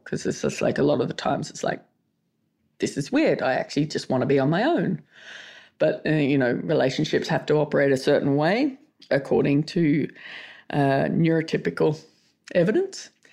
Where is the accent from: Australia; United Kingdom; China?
Australia; I'm Australian.